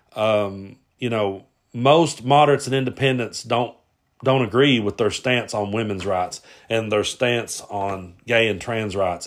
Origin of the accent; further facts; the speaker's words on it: Kentucky, United States; I grew up in Kentucky